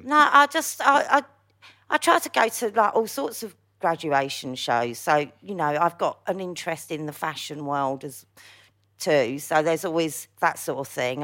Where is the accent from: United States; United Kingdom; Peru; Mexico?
United Kingdom; London; also born or lived in Hackney / Wood Green / Palmers Green / Bounds Green; I was born in Hackney, as most people know, but I grew up in, like, Stamford Hill and then, like, North Like wood green, Palmer's green